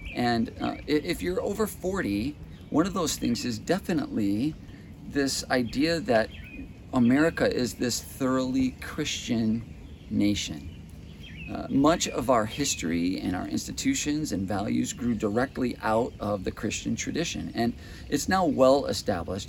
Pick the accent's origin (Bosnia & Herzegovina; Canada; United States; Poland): United States; as an American consumer